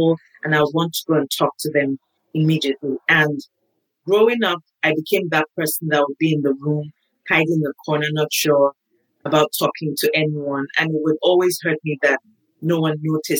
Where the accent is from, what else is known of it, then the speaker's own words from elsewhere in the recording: Nigeria; moved away as an adult; now in United States; I was born in Nigeria, grew up in Nigeria. I moved to the States when I was 37.